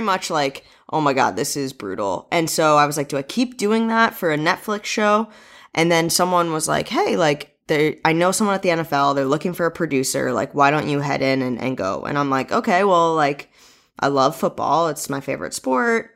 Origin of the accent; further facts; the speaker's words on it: New England, United States; moved away as an adult; also born or lived in University of New Hampshire / Los Angeles; I'm from New England